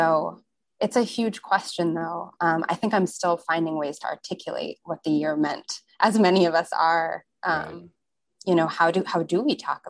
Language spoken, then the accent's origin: English; Chicago, Illinois, United States; moved away; being in my hometown near Lake Michigan, I grew up in Chicago